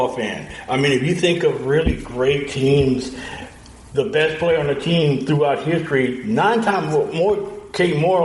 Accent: Louisiana, United States; my home state of Louisiana

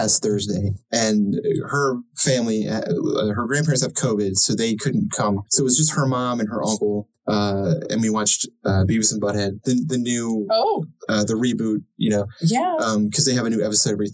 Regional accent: Baltimore, Maryland, United States; we're from the Baltimore area

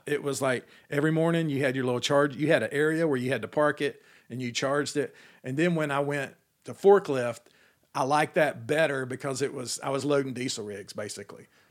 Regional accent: Atlanta, Georgia, United States; my whole childhood growing up in Atlanta

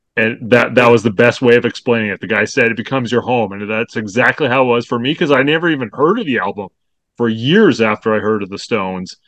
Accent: Canada; I'm from Canada

